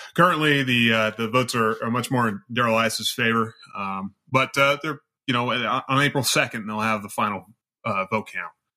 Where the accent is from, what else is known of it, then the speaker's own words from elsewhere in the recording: Central Valley of California, United States; also born or lived in Sierra Nevada, California / Reedley, California; I grew up in the Central Valley of California, very poor area.